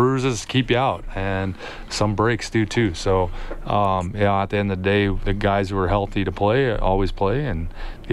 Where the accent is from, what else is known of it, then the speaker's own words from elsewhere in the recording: Yuma, Arizona, United States; now in Edmonton, Canada; I grew up in Yuma, Arizona